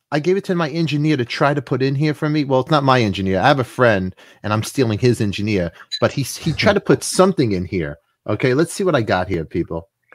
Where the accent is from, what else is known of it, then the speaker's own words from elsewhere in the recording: New York, United States; I'm from New York. I've never been to the Statue of Liberty.